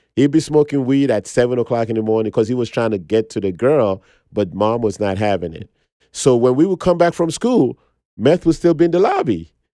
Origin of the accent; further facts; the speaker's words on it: New York, United States; also born or lived in Lagos, Nigeria; we grew up in Park Hill